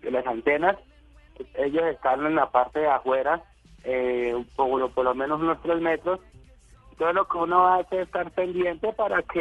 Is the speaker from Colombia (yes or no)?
yes; Cali, Valle del Cauca, Colombia; yo soy de tierra caliente, yo soy de Cali Valle, soy caleño.